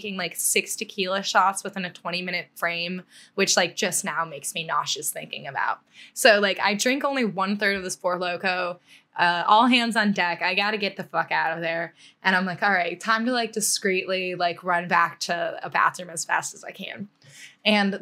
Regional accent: United States; as an American

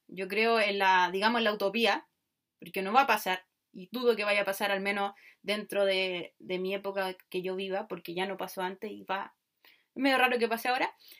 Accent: Chile; soy chilena

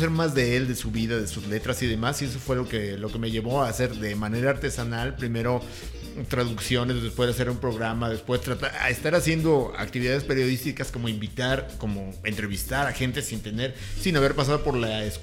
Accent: Tacubaya, Mexico City, Mexico; Yo soy de Aragón. No, yo soy Tacubaya.

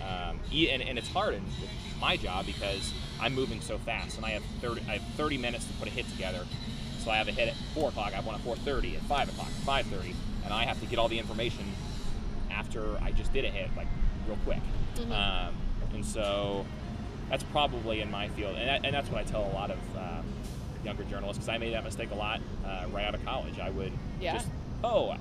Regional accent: Indiana, United States; I was from Indiana.

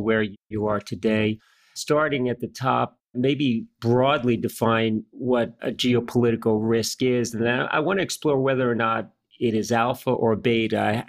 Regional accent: United States; as an American, and I've lived and worked my entire life in the U.S

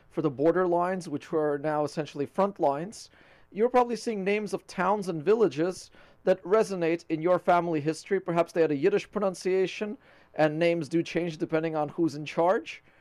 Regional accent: Latvia; born there; To be frank, I'm actually not Russian nor Ukrainian. I was born in Latvia.

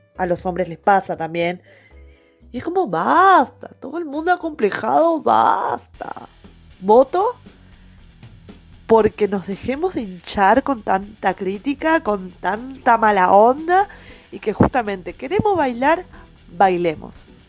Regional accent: Buenos Aires, Argentina; moved away; also born or lived in Corrientes; Yo de chica, criada en Buenos Aires

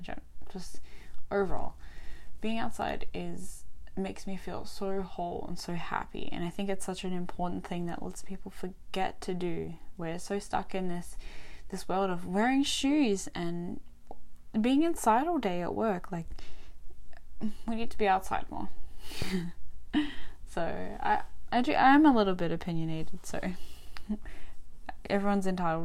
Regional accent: Albany, Western Australia, Australia; also born or lived in Adelaide, South Australia / Perth, Western Australia; I grew up in a small country town called Albany in Western Australia, from little right up until end of high school

